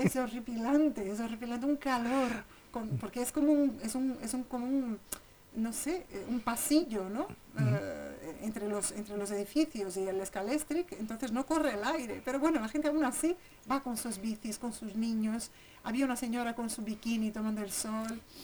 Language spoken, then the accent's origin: Spanish; São Paulo, Brazil; moved away as an adult; now in Segovia, Spain; crecí ahí, salí de Sao Paulo con 30 años, pero estuve toda, toda mi infancia